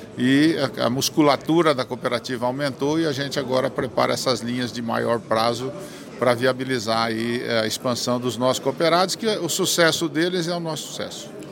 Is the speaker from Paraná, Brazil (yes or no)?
yes; Maringá, Paraná, Brazil; eu sou de Maringá